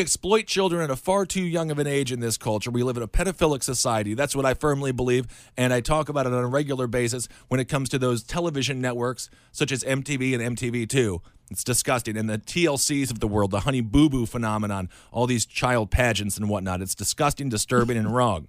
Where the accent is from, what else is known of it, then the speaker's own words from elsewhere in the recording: Wisconsin, United States; I'm from Wisconsin.